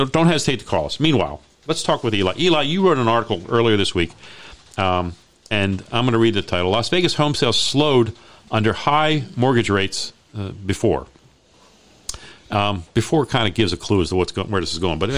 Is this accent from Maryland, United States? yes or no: yes; Hyattsville, Maryland, United States; I grew up there. I mean, we were the only. We were really the only white family in, in the neighborhood.